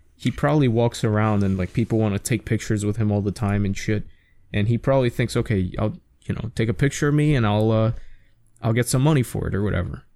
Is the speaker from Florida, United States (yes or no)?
no; New York City, New York, United States; growing up in New York City